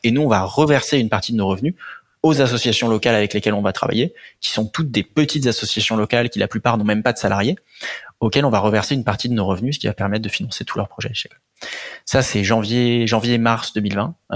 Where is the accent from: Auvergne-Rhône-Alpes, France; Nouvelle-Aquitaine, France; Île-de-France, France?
Île-de-France, France; Antony; je viens d'Antony, c'est dans le 92, banlieue, banlieue sud, euh, parisienne. Euh, j'ai grandi là-bas toute ma vie.